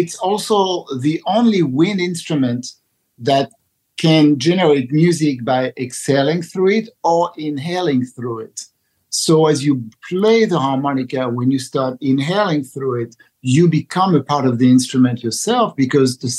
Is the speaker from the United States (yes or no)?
no; France; moved away; I grew up in France